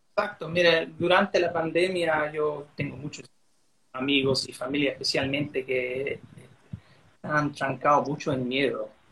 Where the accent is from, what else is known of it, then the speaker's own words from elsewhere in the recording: Australia; accent: Chilean; first language English; Spanish is a second language; creciendo como gringo acá en Australia